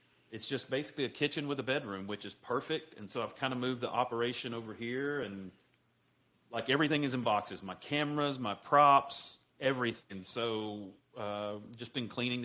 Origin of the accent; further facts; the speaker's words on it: Mississippi, United States; growing up in Mississippi, you know, homemade, we didn't buy canned biscuits